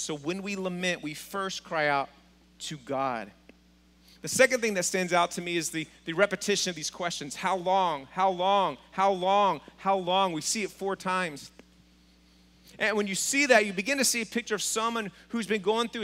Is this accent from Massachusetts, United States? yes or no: no; Texas, United States; Being from Texas